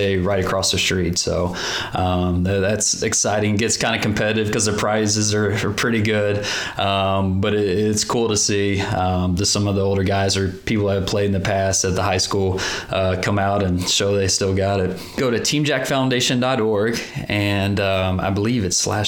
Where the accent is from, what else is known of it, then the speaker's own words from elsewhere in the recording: Plano, Texas, United States; moved away; Growing up in the Plano School District